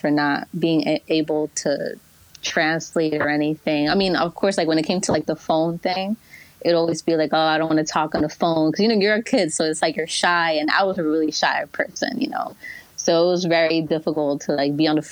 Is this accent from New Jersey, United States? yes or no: yes; Clifton, New Jersey, United States; first language Spanish; English is a second language; also born or lived in Union City, New Jersey; I initially lived in Union City, which was more of a Hispanic, mm-hmm. you know, area. And then coming here to Clifton